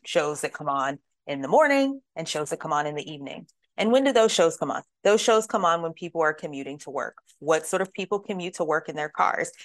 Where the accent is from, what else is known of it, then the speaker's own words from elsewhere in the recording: Pittsburgh, Pennsylvania, United States; moved away as an adult; also born or lived in Richmond, Virginia; now in Louisville, United States; I grew up primarily in Pittsburgh, Pennsylvania